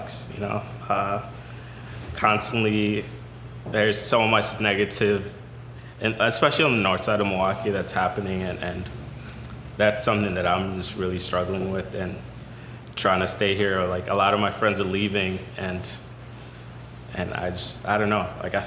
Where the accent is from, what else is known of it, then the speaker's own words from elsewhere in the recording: Kenya; moved away; also born or lived in Sudan; I was born in Sudan, family migrated to Kenya, you know, because there was war, lived in a refugee camp for like most of my life